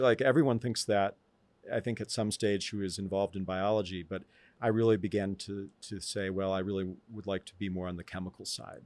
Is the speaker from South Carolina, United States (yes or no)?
no; Tucson, Arizona, United States; moved away; also born or lived in Chicago area / Albuquerque, New Mexico; my earliest memories are from Tucson, and I lived there for most of a decade.